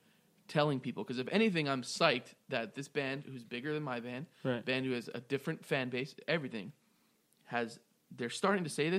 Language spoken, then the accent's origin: English; Raleigh, North Carolina, United States; I'm from Raleigh. I'm going to be there on February 3rd.